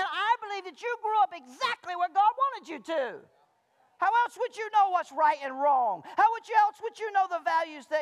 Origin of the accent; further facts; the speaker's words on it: Malone, Florida, United States; now in Centreville, United States; I grew up in Malone, Florida